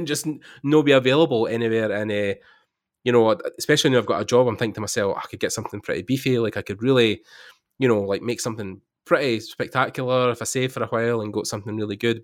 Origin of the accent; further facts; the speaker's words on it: Scotland, United Kingdom; I'm from there, I'm from Scotland